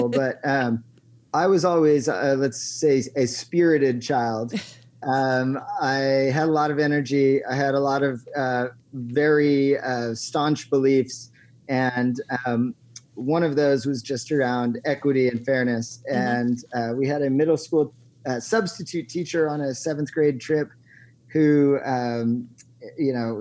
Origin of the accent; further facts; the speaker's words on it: Eugene, Oregon, United States; my hometown, Eugene, Oregon